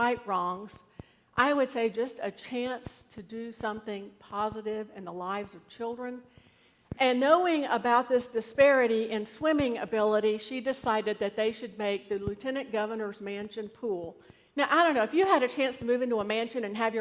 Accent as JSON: {"language": "English", "country": "United States", "said": "I'm an American citizen."}